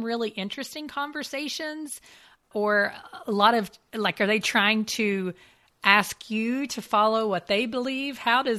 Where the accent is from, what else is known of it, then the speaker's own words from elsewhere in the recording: United States; as an American Christian myself